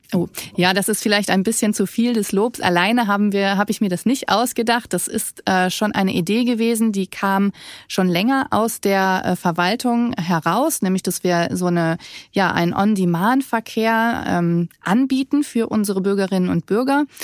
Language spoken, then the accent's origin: German; Germany; now in Rhenish lignite mining area, Germany; Ich komme eigentlich aus dem Westerwald